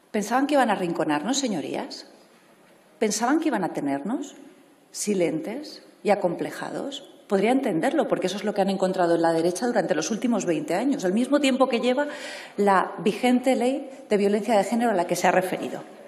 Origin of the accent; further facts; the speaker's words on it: Spain; como española